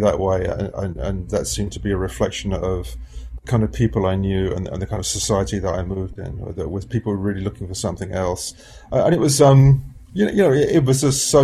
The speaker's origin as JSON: {"language": "English", "region": "London", "country": "United Kingdom", "tie": "born or raised there", "said": "a teenager growing up in London"}